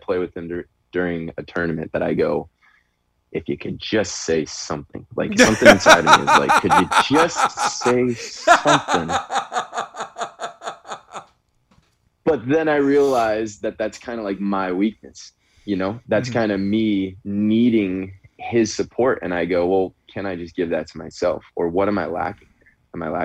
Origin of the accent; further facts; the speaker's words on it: Chicago, Illinois, United States; moved away; I'm from Chicago as well originally